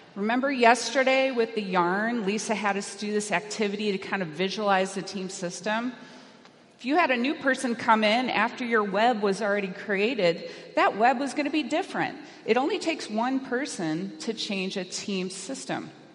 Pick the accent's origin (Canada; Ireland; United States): United States; California; I'm from California